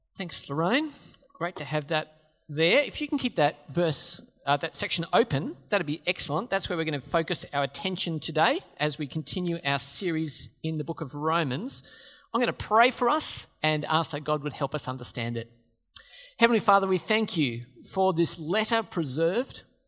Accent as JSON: {"language": "English", "country": "Australia", "said": "We're Australians"}